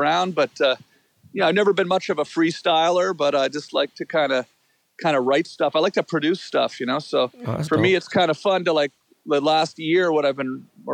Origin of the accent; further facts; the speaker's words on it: Ottawa, Ontario, Canada; moved away as an adult; now in United States; I grew up in Ottawa, which is the capital of Canada